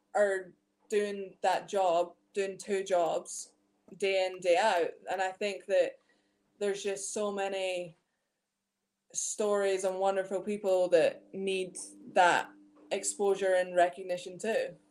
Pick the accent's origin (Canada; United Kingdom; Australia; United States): United Kingdom; Scotland; moved away as an adult; also born or lived in Leicester, England; I grew up playing exclusively in Scotland, um, all throughout like my youth basketball, like with being at Tayside Musketeers